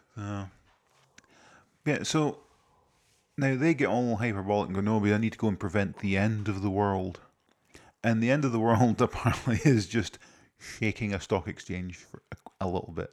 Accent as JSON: {"language": "English", "region": "Scotland", "country": "United Kingdom", "said": "I'm Scottish"}